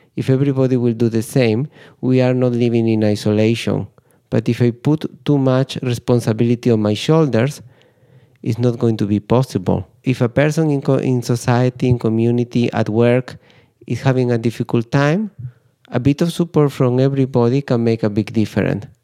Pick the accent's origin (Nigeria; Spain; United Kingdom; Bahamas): Spain; I'm from Spain